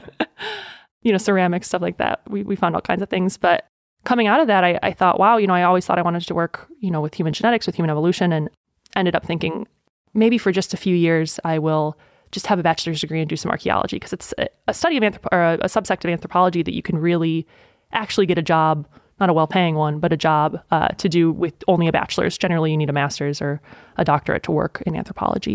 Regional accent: Burlington, Wisconsin, United States; now in Kentucky, United States; I'm from Burlington, Wisconsin, technically Boner's Lake

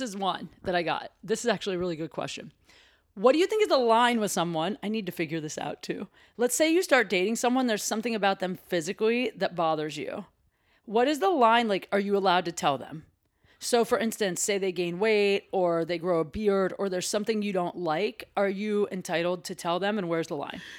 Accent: Ohio, United States; I'm from Ohio

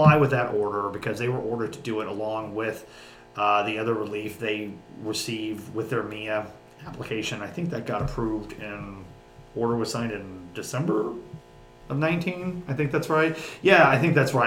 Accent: Southwest Missouri, United States; I'm from Southwest Missouri

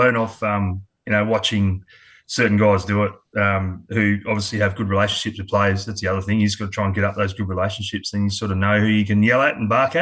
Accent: Adelaide, South Australia, Australia; also born or lived in Sydney, Australia; now in Queensland, Australia; I was born in Sydney, but moved over to Adelaide when I was quite young, about three and a half

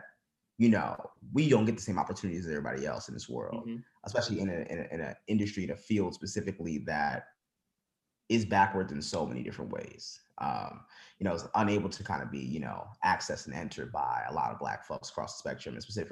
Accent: Philadelphia, Pennsylvania, United States; growing up in John Chaney's North Philadelphia

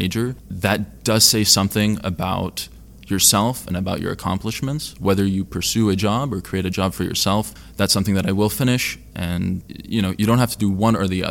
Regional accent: California, United States; I am from California

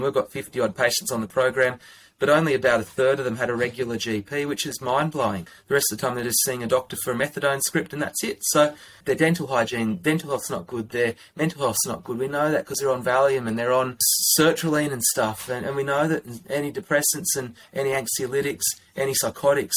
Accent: Armidale, New South Wales, Australia; now in Canberra, Australia; I'm originally from Armidale, which is in northern New South Wales.

